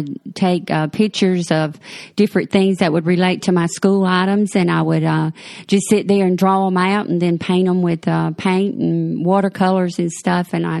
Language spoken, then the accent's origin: English; Mullins, South Carolina, United States; moved away as an adult; I was born in Mullen, South Carolina, and that's about 50 miles from Myrtle Beach, and lived there till I was in my late 30s